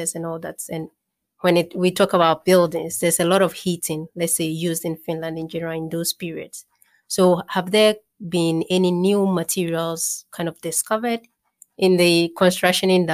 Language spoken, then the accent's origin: English; Ghana; moved away; I'm originally from Ghana, and in there we build a lot with blocks